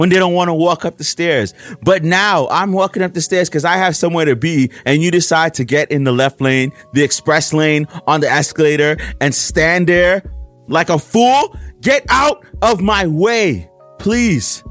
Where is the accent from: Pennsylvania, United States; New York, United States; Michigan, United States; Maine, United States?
New York, United States; New York City; I'm a New Yorker